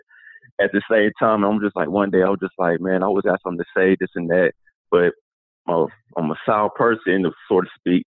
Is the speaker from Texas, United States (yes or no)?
no; Atlanta, Georgia, United States; I'm from Atlanta, Georgia